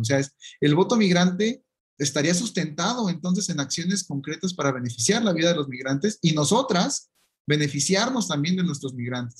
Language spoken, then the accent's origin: Spanish; Jalisco, Mexico; de donde soy de Jalisco